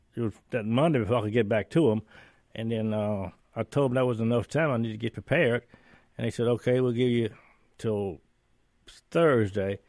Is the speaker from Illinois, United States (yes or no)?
no; northern Indiana, United States; also born or lived in Natchez, Mississippi / Chicago; now in Mississippi, United States; I grew up in northern Indiana